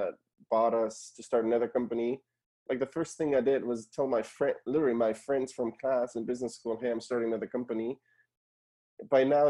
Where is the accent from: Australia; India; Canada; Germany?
Germany; moved away as an adult; also born or lived in Argentina (parents); now in United States; I was born and raised in Germany originally. My parents are from Argentina